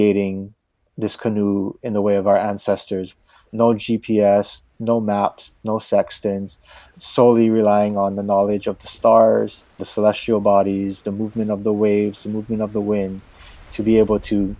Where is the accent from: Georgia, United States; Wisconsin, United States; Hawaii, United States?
Hawaii, United States; Here in Hawaii, our sort of cultural